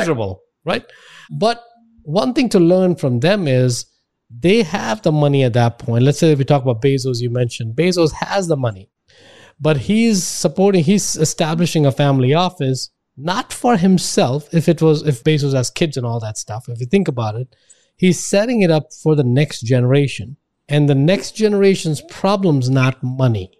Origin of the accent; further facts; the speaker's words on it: India; now in United States; I grew up in India